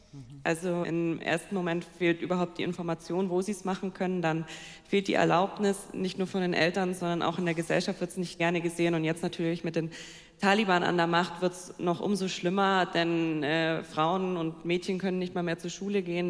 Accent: Allgäu, Bavaria, Germany; ich komme ja aus dem Allgäu

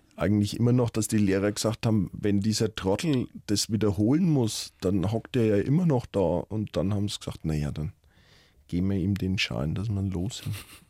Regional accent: Lauf an der Pegnitz, Bavaria, Germany; also born or lived in Nuremberg; now in Fürth, Germany; bin ja in Mittelfranken groß geworden

